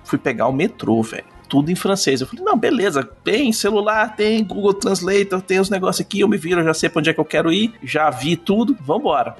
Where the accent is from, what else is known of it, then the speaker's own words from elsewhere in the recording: Brazil; Eu não sei falar francês, eu sou brasileiro